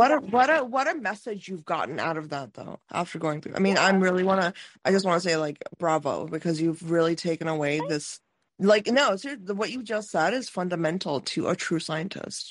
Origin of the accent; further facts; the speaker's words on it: Ohio, United States; Growing up in Ohio